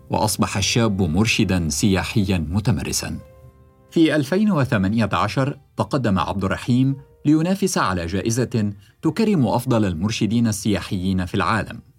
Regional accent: Sudan; لا أنا من السودان ما كنتش أصلا حعرف عن الـ NFT أصلا محظورين إحنا

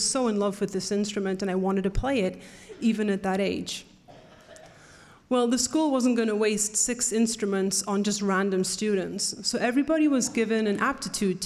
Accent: North East England, United Kingdom; moved away; we grew up in Northeast England, and when I say we, I'm talking about my twin sister

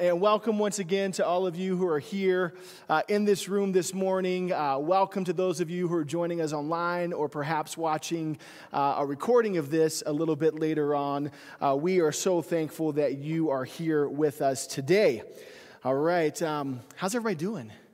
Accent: South Carolina, United States; moved away; growing up, I had this, this, uh, ditch bank down in our house in South Carolina

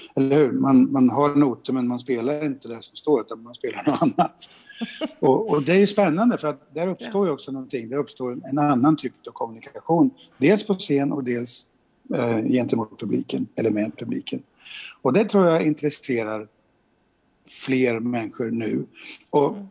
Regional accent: Sweden; vi som svenskar

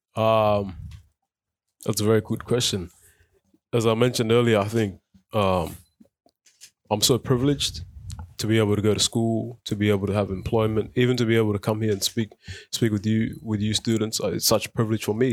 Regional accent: Footscray, Victoria, Australia; English is a second language; also born or lived in South Sudan / Egypt; now in Melton, Australia; we moved to Australia in two thousand and five. Um, and then we grew up in Footscray, and now we reside in Melton

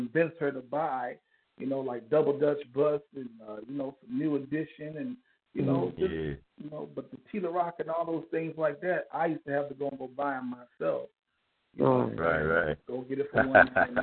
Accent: Liberia; also born or lived in Kansas City, Missouri, United States / New York, United States; now in Houston, United States; I was born in Kansas City, Missouri. I was raised in West Africa. A civil war broke out in West Africa, in Liberia, to be exact

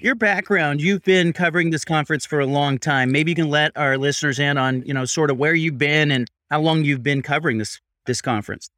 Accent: Pac-12 footprint, the West, United States; I grew up in the Pac twelve footprint

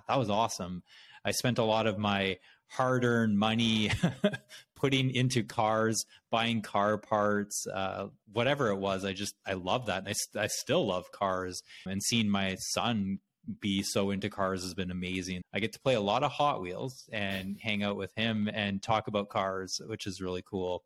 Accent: Brandon, Manitoba, Canada; now in United States; I grew up in Canada in a small city in Manitoba called Brandon

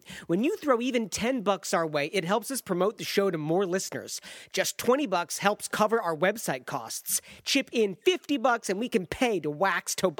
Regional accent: Michigan, United States; now in Chicago, United States; I grew up in Michigan

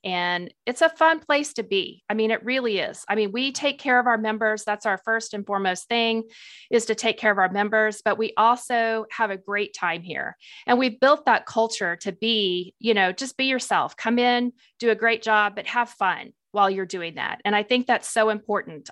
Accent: Springfield, Missouri, United States; moved away as an adult; also born or lived in Tennessee; I'm originally from Springfield, Missouri, so I am a Missouri girl, born and raised there

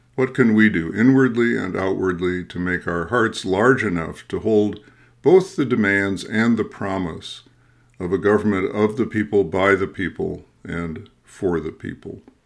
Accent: Midwest, United States; I'm a Midwesterner too, uh, who's you know who was formed or deformed in the culture of nice

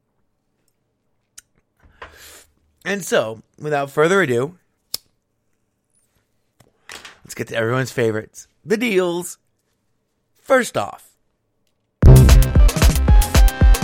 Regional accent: United States; I'm American

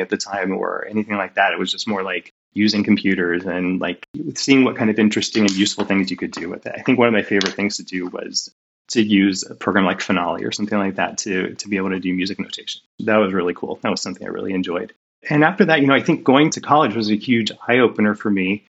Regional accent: Northwest Ohio, United States; moved away as an adult; also born or lived in Decatur, Illinois / Seattle; I grew up in Northwest Ohio in a very rural area

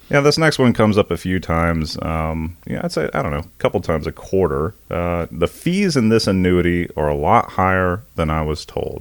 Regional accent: Indian Trail, North Carolina, United States; we grew up outside of Monroe, North Carolina, a little town called Indian Trail, uh, North Carolina, um, suburb of Charlotte, Union County.

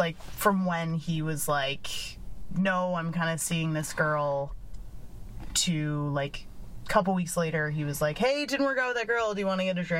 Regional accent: Chicago, Illinois, United States; I'm from Chicago.

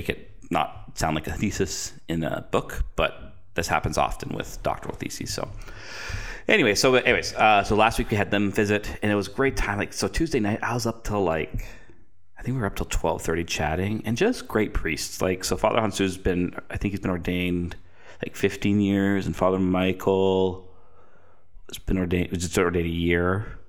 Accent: Canada; because you probably get asked this a lot as a Canadian. Oh, you're from Canada.

